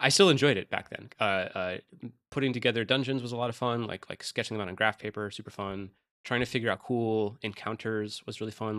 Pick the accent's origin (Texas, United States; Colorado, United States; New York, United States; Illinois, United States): New York, United States; upstate; moved away; they all live in upstate New York in my hometown